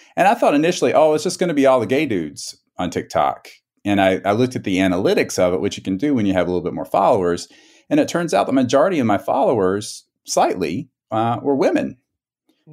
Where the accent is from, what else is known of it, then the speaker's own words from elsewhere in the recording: South Carolina, United States; moved away as an adult; now in San Diego, United States; grew up in South Carolina